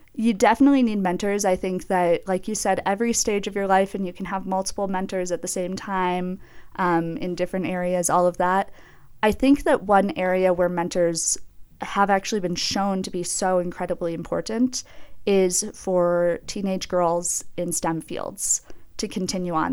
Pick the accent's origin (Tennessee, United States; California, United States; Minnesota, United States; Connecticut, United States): Minnesota, United States; Minneapolis; moved away as an adult; now in Jackson, United States; I grew up in the Twin Cities